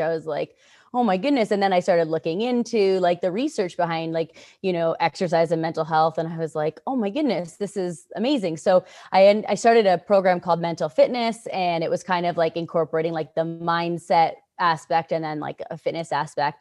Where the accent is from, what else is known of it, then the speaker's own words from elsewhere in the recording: Canada; I'm from Canada